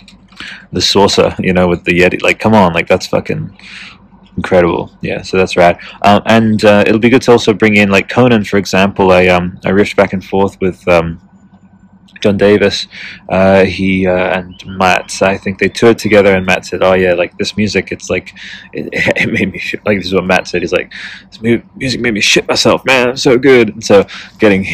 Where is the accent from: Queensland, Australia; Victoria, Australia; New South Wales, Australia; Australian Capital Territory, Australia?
Australian Capital Territory, Australia; Canberra; not too far from like Canberra, my hometown